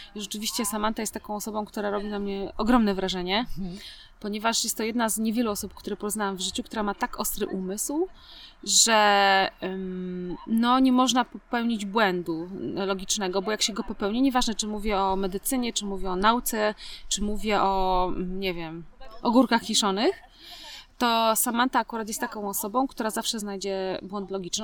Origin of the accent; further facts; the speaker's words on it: Poland; moved away; pochodzę z kultury bezpośredniej. Jak u nas, e, ktoś się pyta w Polsce